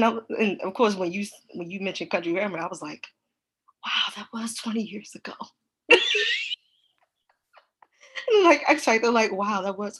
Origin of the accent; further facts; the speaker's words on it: Baltimore, Maryland, United States; accent: Baltimore; I'm gonna need y'all to not come for our accents, okay? And I don't even think I have that deep of an accent. I have one of the most mild accents in terms of Baltimore accents can get.